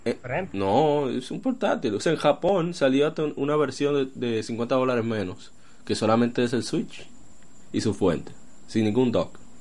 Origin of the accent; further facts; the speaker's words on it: Dominican Republic; somos dominicanos